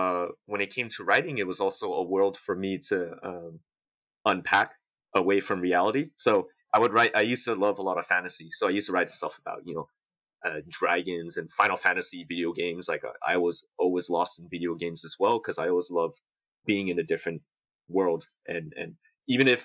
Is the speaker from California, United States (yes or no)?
yes; San Diego, California, United States; also born or lived in Houayxay, Bokeo, Laos; I'm born in Laos and raised in San Diego.